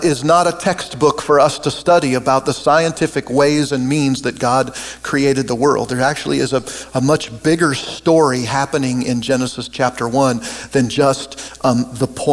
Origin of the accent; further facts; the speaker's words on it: Oregon, United States; now in Kansas, United States; I grew up in Oregon, and I've lived in Kansas now for 30 some years.